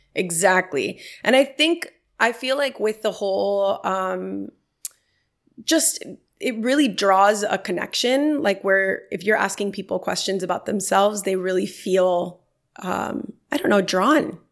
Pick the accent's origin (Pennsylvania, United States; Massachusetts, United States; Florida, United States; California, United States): Florida, United States; Miami; growing up in Miami, which is where I'm from